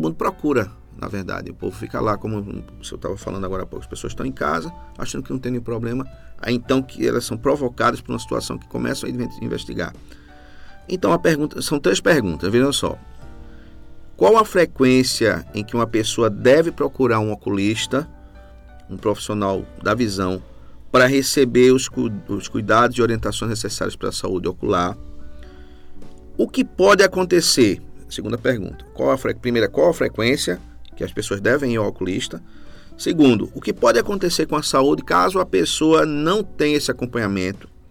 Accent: Recife, Pernambuco, Brazil; moved away as an adult; now in Carpina, Brazil; eu sou de Recife, né? moro aqui em Carpina desde 2015

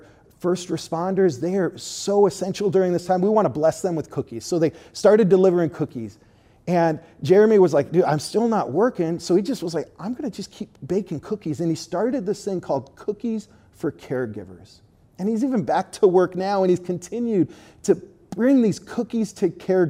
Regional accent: Southern California, United States; moved away; I'm from Southern California

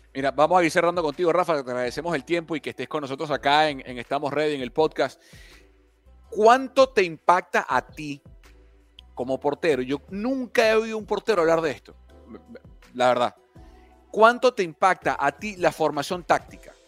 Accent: Venezuela; Yo como venezolano

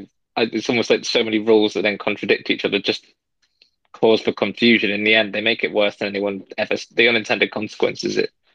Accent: Yorkshire and the Humber, United Kingdom; also born or lived in Lancashire; now in Canada; I don't know if I lived a sheltered like life growing up in Yorkshire.

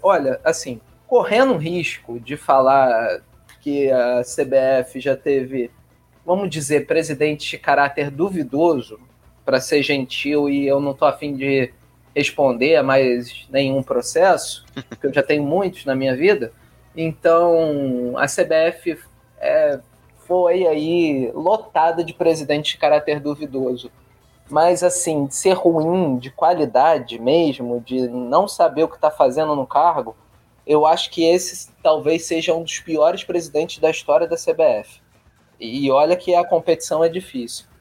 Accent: Rio de Janeiro, Brazil; carioca botafoguense

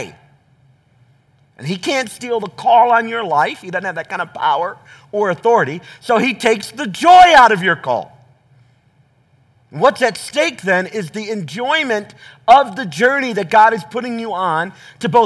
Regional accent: the South, United States; I grew up in the South

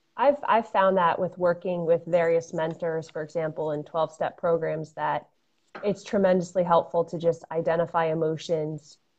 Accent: Fairfield County, Connecticut, United States; I'm a Connecticut native. I grew up in Fairfield County.

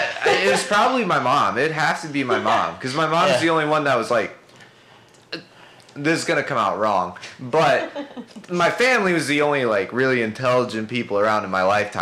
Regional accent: Chicago, Illinois, United States; I live in Tinley. I'm from Chicago.

